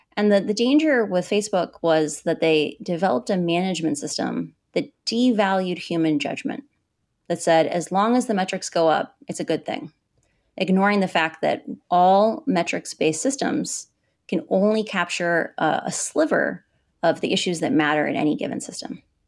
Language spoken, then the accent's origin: English; Midwest, United States; moved away as an adult; now in Puerto Rico; I grew up in the Midwest.